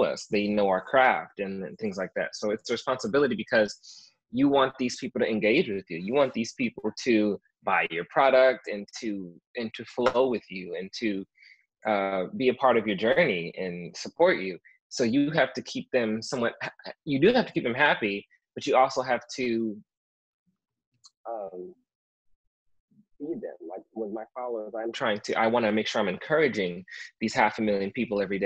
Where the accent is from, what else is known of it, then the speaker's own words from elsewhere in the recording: United States; now in California, United States; I was born in the United States